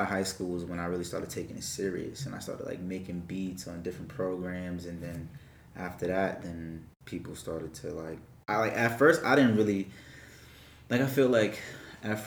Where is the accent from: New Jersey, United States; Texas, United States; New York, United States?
New York, United States; Freeport; I'm from Freeport, New York, a little city. Well, not really little, but it's in Long Island